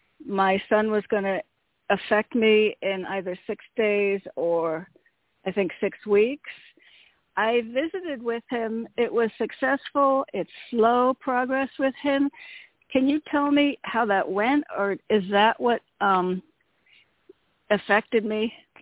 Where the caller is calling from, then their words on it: Connecticut, United States; from Connecticut.